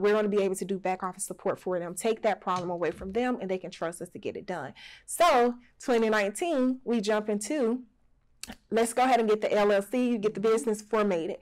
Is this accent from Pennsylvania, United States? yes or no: no; Alberta, Alabama, United States; also born or lived in Birmingham, Alabama / Selma, Alabama; we were actually raised in when we say southern country part of Alabama. It's called Alberta, Alabama